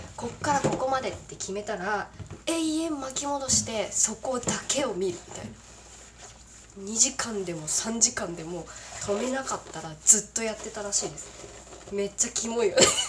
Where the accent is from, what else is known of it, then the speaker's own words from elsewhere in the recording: Kagoshima, Japan; 私鹿児島出身なんですけどね